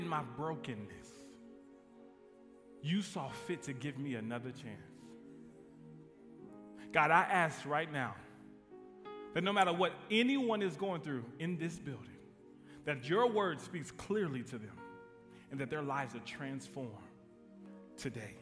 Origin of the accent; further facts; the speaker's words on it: Midland, Texas, United States; moved away as an adult; now in DeSoto, Texas, United States; I am from West Texas, Midland, Odessa